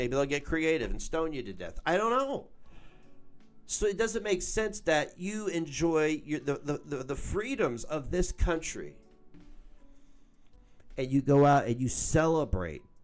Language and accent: English; United States; I'm an American